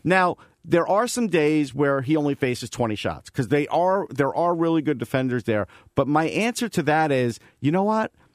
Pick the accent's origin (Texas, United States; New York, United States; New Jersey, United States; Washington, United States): New York, United States; Long Island; moved away; I'm from Long Island. I spent over twenty years there.